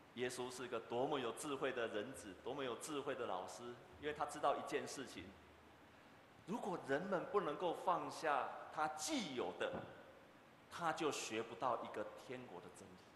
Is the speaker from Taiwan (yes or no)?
yes; Taiwan; 我们台湾人的特质是什么呢